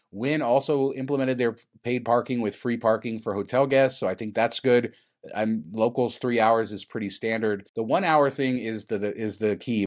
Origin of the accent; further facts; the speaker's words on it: Las Vegas, Nevada, United States; I was raised in Las Vegas